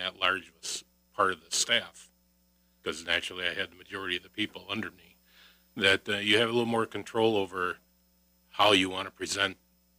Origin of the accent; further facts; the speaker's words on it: Racine, Wisconsin, United States; moved away; I was from Racine originally